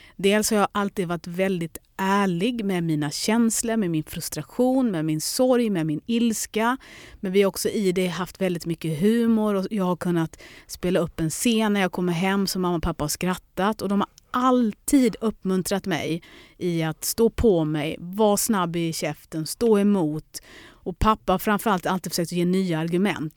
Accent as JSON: {"language": "Swedish", "town": "Lund", "region": "Skåne", "country": "Sweden", "also_born_or_lived": "London", "said": "Jag kan dra hem till lilla Lund"}